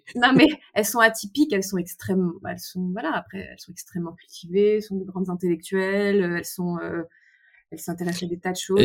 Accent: Paris, Île-de-France, France; je suis parisienne, issue d'une famille très bourgeoise

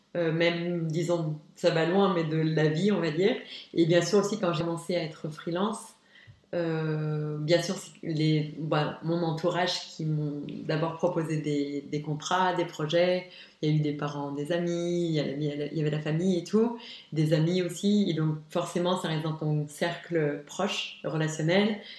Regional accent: Luxembourg; also born or lived in Arlon, Belgium / Esch-sur-Alzette, Luxembourg; C'est vrai que je suis née à Arlon, mais je, suis juste née, j'ai jamais vécu. J'ai toujours vécu à Luxembourg

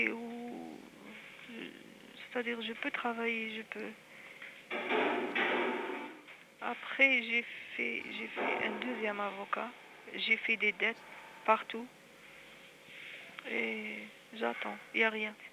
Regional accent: Algiers, Algiers Province, Algeria; de Alger.

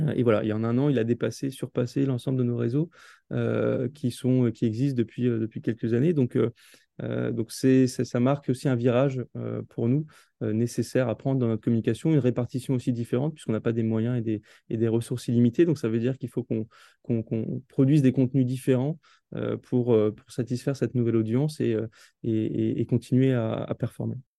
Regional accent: Alsace, Grand Est, France; also born or lived in New York, United States; je suis originaire d'Alsace

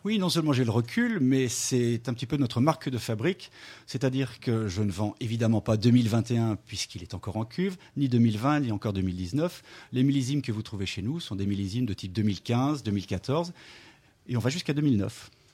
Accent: Lyon, Auvergne-Rhône-Alpes, France; je suis né à Lyon

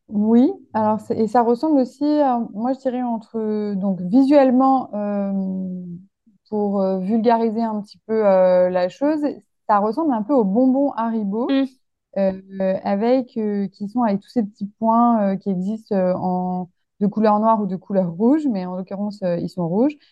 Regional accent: Lyon, Auvergne-Rhône-Alpes, France; je suis originaire de Lyon

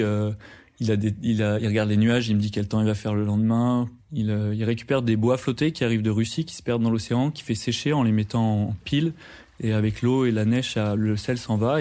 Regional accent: France; quand on est français et qu'on part à l'étranger

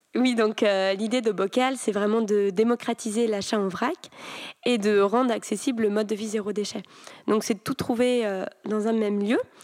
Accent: Brittany, France; en grandissant en Bretagne

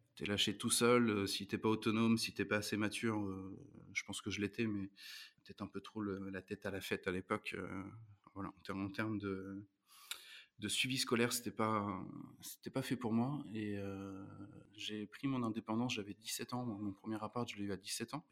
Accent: Rouen, Normandy, France; je suis né à Rouen, j'ai grandi à Rouen

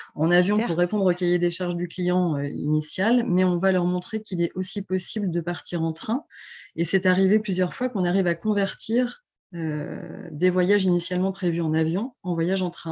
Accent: L'Aiguillon-sur-Mer, Pays de la Loire, France; j'ai baigné dans le tourisme depuis toute petite puisque je suis, je viens de l'Aiguillon-sur-Mer, donc qui est une petite station balnéaire de Vendée

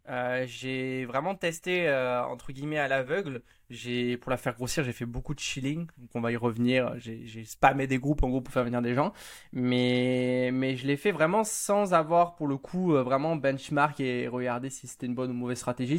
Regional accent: Hossegor, Nouvelle-Aquitaine, France; je suis né vraiment au bord de mer, à Osegor.

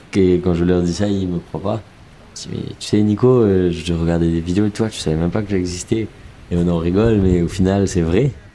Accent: Mauritius; moved away; also born or lived in Montpellier, France; je viens de Maurice

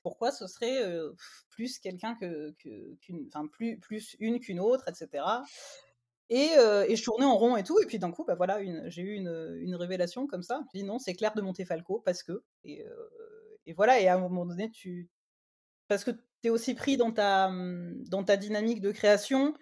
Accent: Martigues, Provence-Alpes-Côte d'Azur, France; moved away as an adult; also born or lived in Marseille; je suis originaire de Marseille enfin de Martigues à côté

